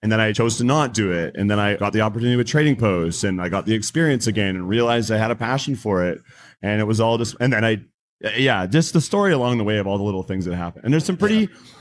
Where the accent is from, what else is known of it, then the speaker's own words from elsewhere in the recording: Langley, British Columbia, Canada; also born or lived in Aldergrove; my entire life I've I've lived here